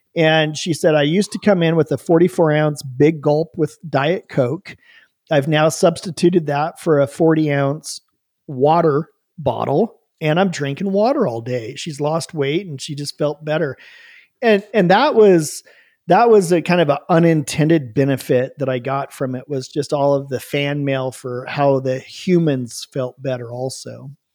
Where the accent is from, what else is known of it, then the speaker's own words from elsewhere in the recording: Bend, Oregon, United States; also born or lived in Oahu, Hawaii; We moved back home to Bend, Oregon, moved in with my mom into her spare bedroom